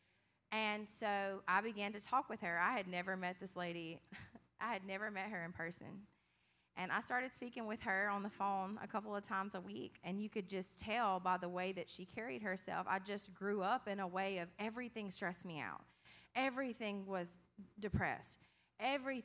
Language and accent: English; Hebert, Louisiana, United States; I grew up in Hebert, Louisiana.